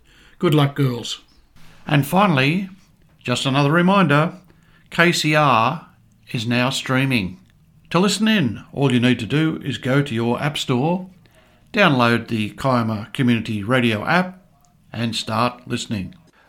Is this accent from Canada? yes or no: no; Cessnock, New South Wales, Australia; moved away; that's my hometown.